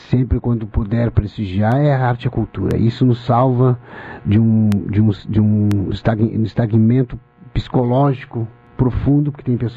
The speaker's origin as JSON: {"language": "Portuguese", "town": "Pelotas", "region": "Rio Grande do Sul", "country": "Brazil", "tie": "born or raised there", "said": "Em Pelotas não foi diferente. Eu me lembro como se fosse hoje. Nasci, me criei na Castilha, era, era, essa, era essa vivência que se tinha."}